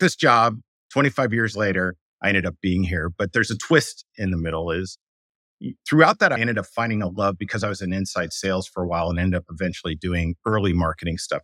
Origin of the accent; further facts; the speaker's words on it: New York City, New York, United States; moved away as an adult; now in San Francisco Bay Area, United States; I was raised by artists in New York City.